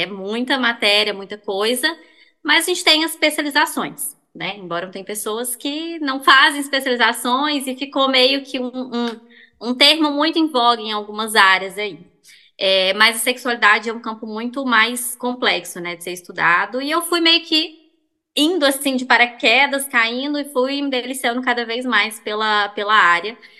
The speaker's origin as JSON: {"language": "Portuguese", "town": "Belo Horizonte", "region": "Minas Gerais", "country": "Brazil", "tie": "born or raised there", "said": "eu sou de BH mesmo, nasci em BH"}